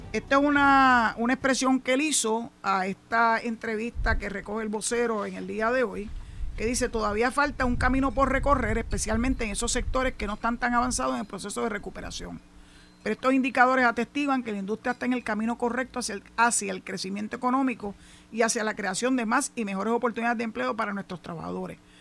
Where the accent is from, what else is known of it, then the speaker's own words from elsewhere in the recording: San Juan, Puerto Rico; now in Boquerón, Puerto Rico; yo nací y me crié en San Juan